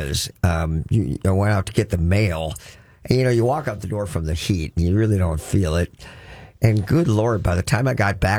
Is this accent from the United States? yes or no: yes; Crookston, Minnesota, United States; I grew up in Crookston, Minnesota, and that's flat farmland as far as you can see